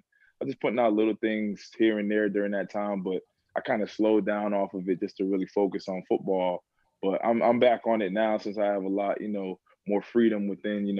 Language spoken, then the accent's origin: English; Plainfield, New Jersey, United States; also born or lived in Boston; I'm from Plainfield, New Jersey. That's a inner city in central Jersey.